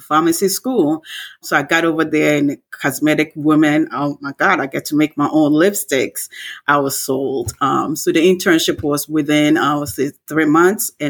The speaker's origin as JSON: {"language": "English", "country": "Ghana", "tie": "born or raised there", "moved": "yes", "said": "I grew up in Ghana"}